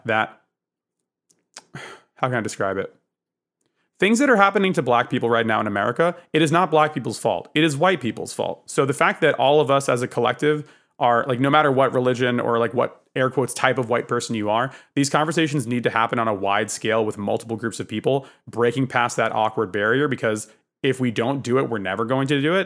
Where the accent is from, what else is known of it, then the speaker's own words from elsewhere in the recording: Northern New Jersey, United States; I was born in New Jersey in the north